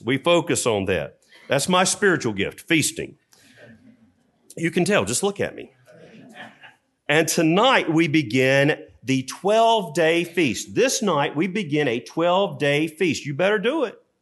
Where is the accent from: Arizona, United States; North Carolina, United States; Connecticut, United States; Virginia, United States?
North Carolina, United States; I'm from North Carolina.